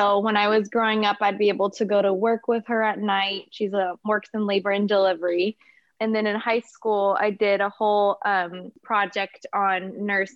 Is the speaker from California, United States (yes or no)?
yes; Napa, California, United States; also born or lived in Inglewood, California / Torrance, California / Hawthorne, California; I pretty much grew up here in Napa, so I've been up here.